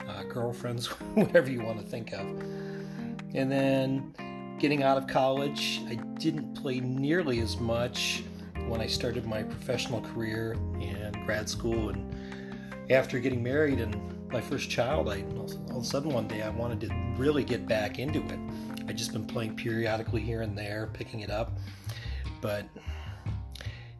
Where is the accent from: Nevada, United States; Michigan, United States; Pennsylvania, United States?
Pennsylvania, United States; Bradford; I am originally from Bradford, Pennsylvania. I've been here my entire time on planet Earth, which is 48 years